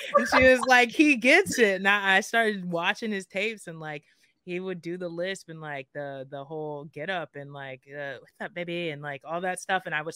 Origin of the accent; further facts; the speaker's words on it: South Florida, United States; I'm from South Florida, closer to the Miami area, about an hour north of Miami